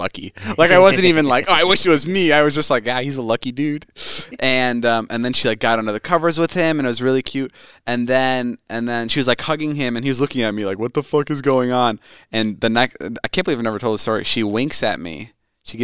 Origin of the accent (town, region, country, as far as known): Midwest, United States; born or raised there